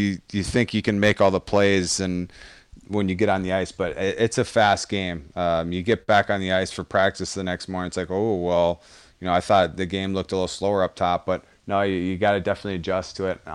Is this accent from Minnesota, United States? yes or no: yes; Elk River, Minnesota, United States; born or raised there